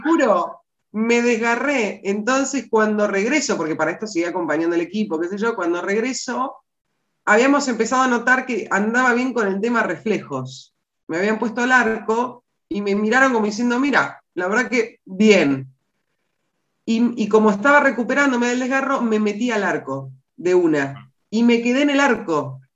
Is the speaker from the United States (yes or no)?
no; Las Flores, Buenos Aires Province, Argentina; also born or lived in San Carlos de Bariloche; cuando regresamos a Las Flores, que es mi ciudad natal